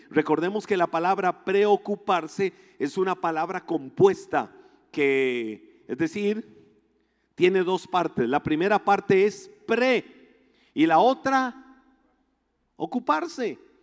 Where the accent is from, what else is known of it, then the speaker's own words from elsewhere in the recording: Costa Rica; nosotros en Costa Rica